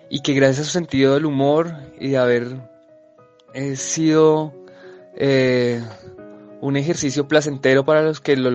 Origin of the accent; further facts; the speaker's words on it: Colombia; nuestra conciencia como colombianos. Nosotros tenemos mucho que ver con España, que es de donde viene la obra, es parte de su cultura, de su pasado y de su patrimonio cultural. Entonces, los colombianos debemos verlo como una obra propia